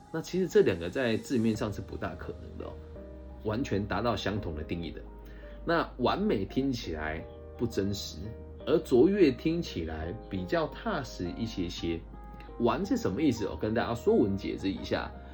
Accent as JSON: {"language": "Chinese", "region": "Changhua County", "country": "Taiwan", "tie": "born or raised there", "also_born_or_lived": "Taichung", "moved": "as an adult", "said": "我小时候是在乡下读书的嘛，西湖高中哦，就彰化一个小小的乡镇"}